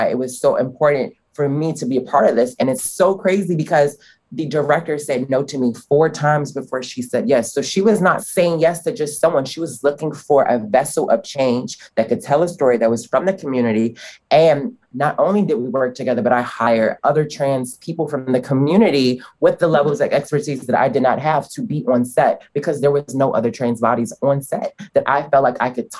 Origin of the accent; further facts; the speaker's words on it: Chicago, Illinois, United States; I was raised on the South Side of Chicago